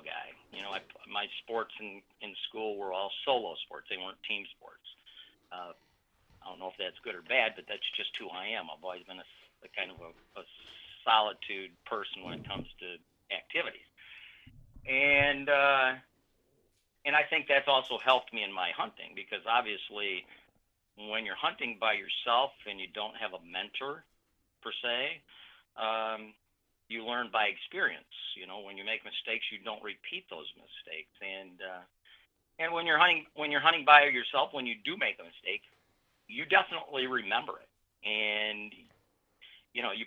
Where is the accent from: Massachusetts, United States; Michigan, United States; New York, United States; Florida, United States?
Michigan, United States; I'm from Michigan